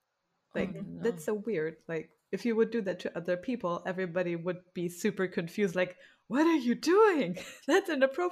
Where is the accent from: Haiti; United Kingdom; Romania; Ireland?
Romania; born there; yeah, I was born in Romania.